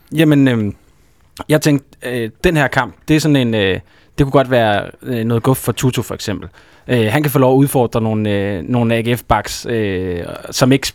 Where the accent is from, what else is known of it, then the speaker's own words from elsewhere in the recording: Aarhus, Central Denmark Region, Denmark; moved away; jeg kommer fra Aarhus af